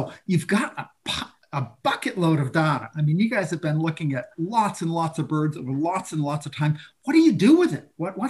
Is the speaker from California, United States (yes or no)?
no; Maine, United States; I grew up in Maine.